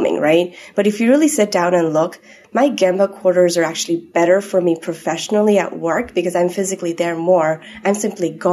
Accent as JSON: {"language": "English", "country": "Nepal", "tie": "born or raised there", "moved": "yes", "said": "I grew up in Nepal, so I always had a bit of this international background."}